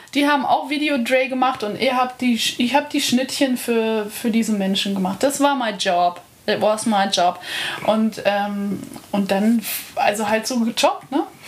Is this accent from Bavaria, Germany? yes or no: yes; Lake Starnberg, Bavaria, Germany; now in Berlin, Germany; Starnberger See in Bayern